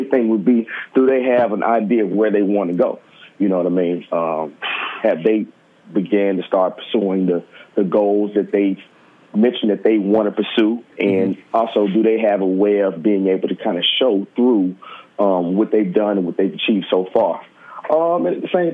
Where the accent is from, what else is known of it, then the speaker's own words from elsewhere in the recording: Memphis, Tennessee, United States; moved away as an adult; also born or lived in Harlem, New York; now in New York, United States; I live in Harlem. I'm from Memphis, Tennessee, originally.